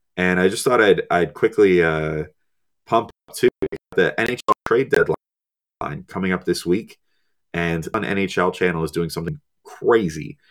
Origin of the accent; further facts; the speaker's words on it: New Jersey, United States; I'm a Jersey guy, born and raised, you know, I was, I've, I've always been in New Jersey my whole life.